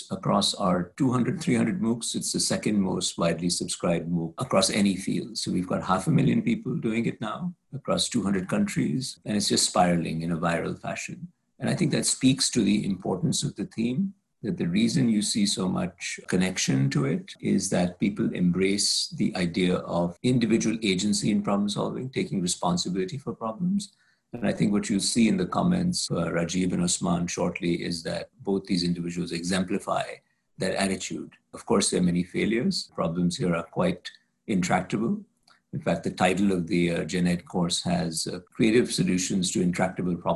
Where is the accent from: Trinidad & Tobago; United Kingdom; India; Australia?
India; now in United States; my home country of India